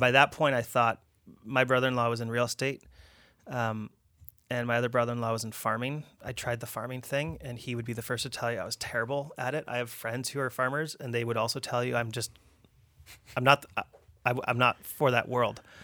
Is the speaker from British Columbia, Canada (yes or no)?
yes; Abbotsford, British Columbia, Canada; also born or lived in Richmond; I grew up Abbotsford